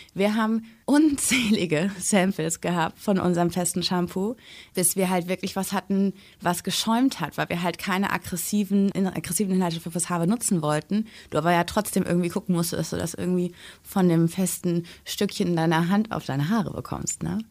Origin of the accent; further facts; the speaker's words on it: Germany; bei uns in Deutschland